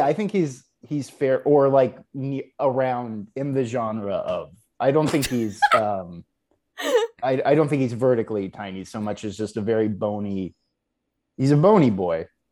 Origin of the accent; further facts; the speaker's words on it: Houston, Texas, United States; I am from Texas